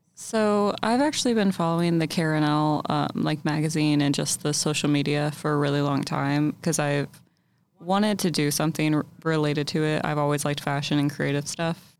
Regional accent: Louisville, Kentucky, United States; moved away as an adult; now in Lexington, United States; I'm from Louisville

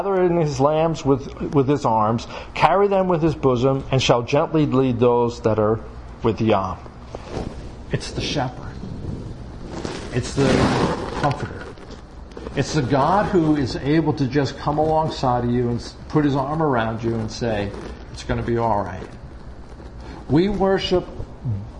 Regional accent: Long Island, New York, United States; now in Pennsylvania, United States; I grew up on Long Island, so we oftentimes went down to what we call Jones Beach

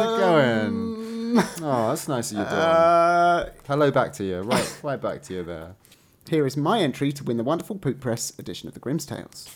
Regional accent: England, United Kingdom; accent: English; I'm going to slip back into my English accent

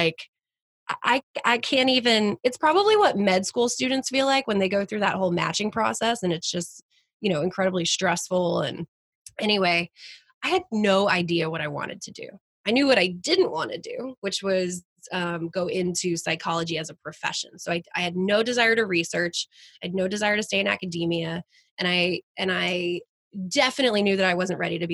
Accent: Flower Mound, Texas, United States; moved away as an adult; also born or lived in New Haven, Connecticut; I grew up born and raised in Texas

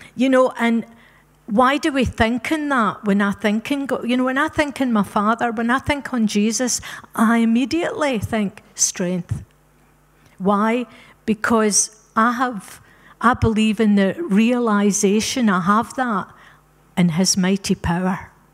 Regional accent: Scotland, United Kingdom; moved away; also born or lived in Africa; We're Scottish by birth, but we're African by rebirth

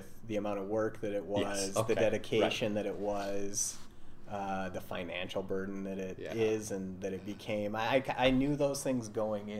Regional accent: Montana, United States; I'm originally from Montana, long line of Montanans. I think I'm fifth generation.

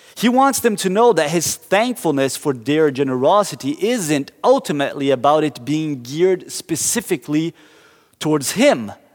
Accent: Curitiba, Paraná, Brazil; moved away; I grew up in Brazil, and in my hometown of Curitiba

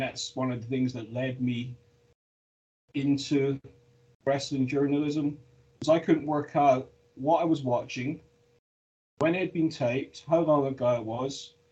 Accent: Scotland, United Kingdom; also born or lived in London; I'm Scottish

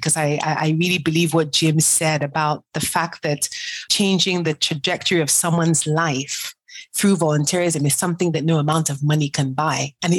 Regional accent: Nigeria; moved away; I'm African to the core. I'm Nigerian before I'm anything else. And one of the reasons why I left the US in 2007, two reasons.

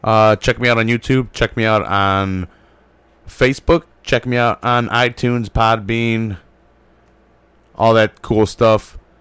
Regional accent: United States; I'm a dumb American

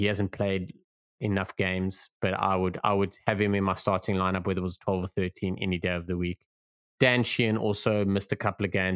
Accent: South Africa; We are South African

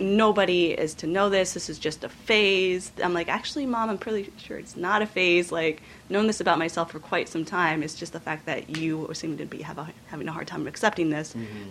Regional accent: Northeast Kingdom, Vermont, United States; I grew up in the Northeast Kingdom in a French Canadian Caucasian family

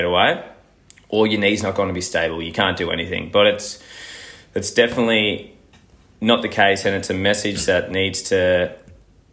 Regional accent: Gold Coast, Queensland, Australia; moved away as an adult; now in Melbourne, Australia; I'm originally from the Gold Coast, and that's where I've done all my studies

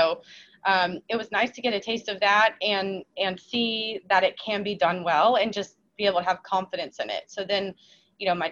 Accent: Charleston, South Carolina, United States; moved away as an adult; also born or lived in Daniel Island, South Carolina; now in Florida, United States; my hometown, my whole family's still there

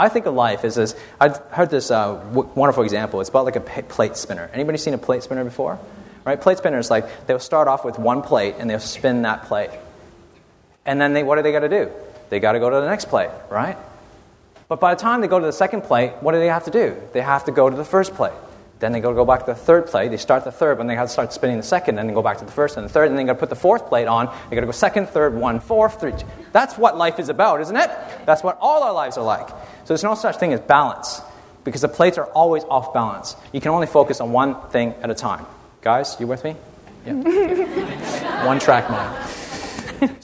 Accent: Canada; moved away as an adult; now in Australia; I'm from Canada, so, you know, I've frozen my skin for about, you know, the last 27 years first, and then came to Australia

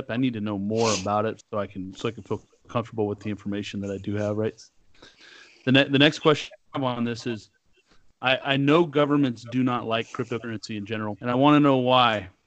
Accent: Northern California, United States; I'm from, I'm from Northern California

